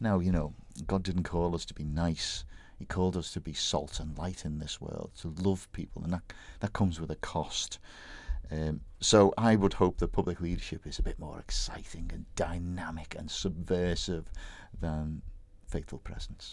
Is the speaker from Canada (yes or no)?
no; Bootle, North West England, United Kingdom; my hometown Bootle